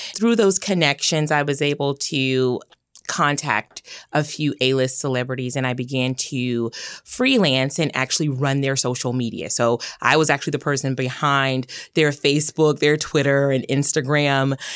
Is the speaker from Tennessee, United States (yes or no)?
yes; Memphis, Tennessee, United States; accent: Southern; moved away as an adult; also born or lived in Boston; I was born and raised in Memphis, Tennessee. Love my hometown